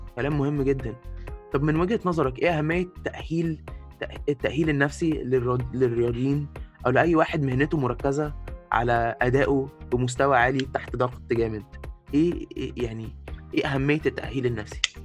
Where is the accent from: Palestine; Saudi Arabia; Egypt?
Egypt; زي ما احنا بنقول في مصر